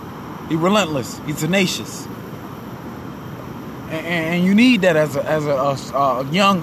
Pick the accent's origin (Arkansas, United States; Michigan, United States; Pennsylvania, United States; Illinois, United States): Michigan, United States; Grand Rapids; I'm from Grand Rapids, Michigan.